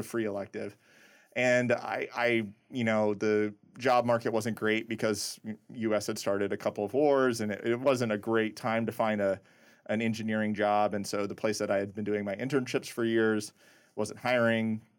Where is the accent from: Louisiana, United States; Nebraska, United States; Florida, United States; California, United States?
Nebraska, United States; moved away as an adult; also born or lived in Indiana; I grew up in really small town, Nebraska